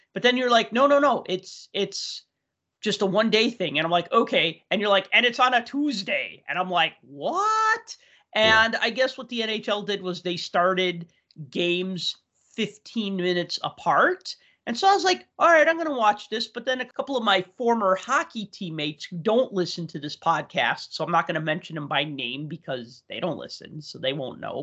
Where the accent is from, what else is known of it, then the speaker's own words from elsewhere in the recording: Chicago, Illinois, United States; I grew up in Chicago, which was not a hockey town